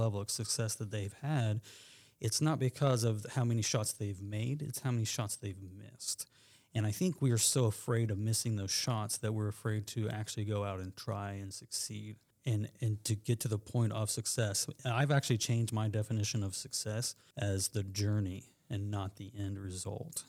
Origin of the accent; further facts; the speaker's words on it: United States; moved away as an adult; I am from Randolph County, but I have been gone for seventeen plus years and then came back about two years ago.